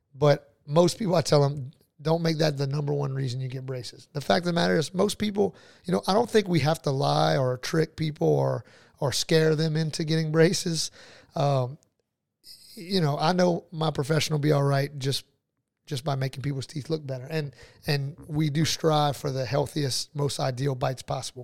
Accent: New Iberia, Louisiana, United States; also born or lived in Lafayette, Louisiana / Baton Rouge, Louisiana / Jacksonville, Florida; I'm from New Iberia, born and raised

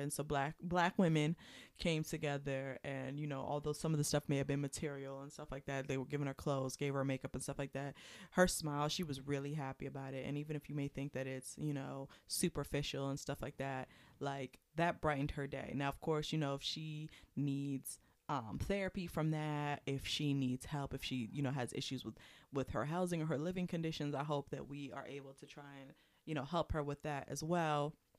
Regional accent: Prince George's County, Maryland, United States; moved away; I haven't been back in years to my hometown.

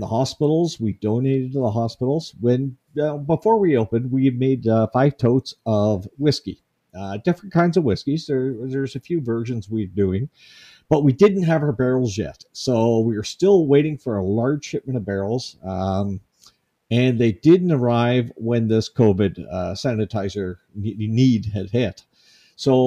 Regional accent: Cape Breton Island, Nova Scotia, Canada; growing up in Cape Breton Island, I built my first still when I was 13.

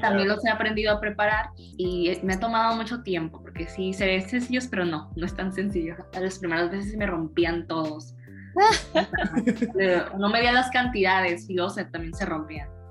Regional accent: Tijuana, Baja California, Mexico; moved away as an adult; now in Ensenada, Mexico; Yo soy de Tijuana

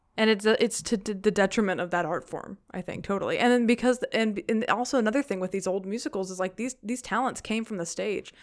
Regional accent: the South, United States; growing up in the South

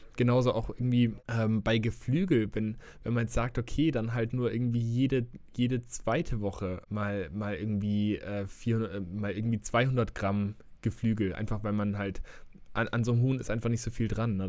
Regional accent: Germany; bei uns in Deutschland

